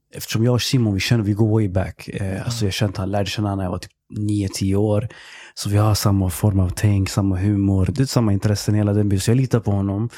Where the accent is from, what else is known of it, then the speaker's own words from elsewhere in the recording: Stockholm, Stockholm County, Sweden; Jag är eh, egentligen uppväxt i Tensta mm. tills jag blev tio bast. Och sen flyttade jag till Husby. Och sen är jag uppväxt där.